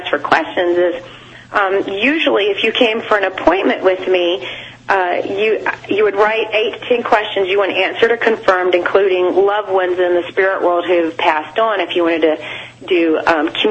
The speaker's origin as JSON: {"language": "English", "town": "Atlanta", "region": "Georgia", "country": "United States", "moved": "as an adult", "lives_now": "South Coast, Massachusetts, United States", "said": "I'm not from here. I'm from Atlanta, and I moved here."}